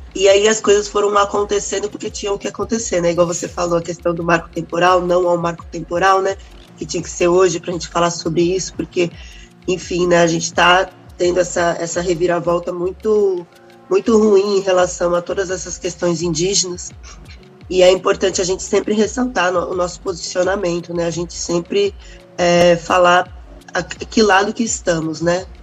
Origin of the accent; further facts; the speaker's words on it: Brazil; enquanto é, brasileiros mesmo